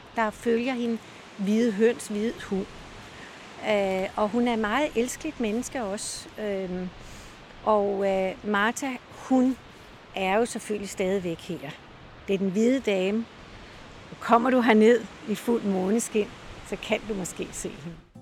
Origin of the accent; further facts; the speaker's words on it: Copenhagen, Capital Region of Denmark, Denmark; moved away as an adult; now in Møn, Denmark; jeg kommer fra København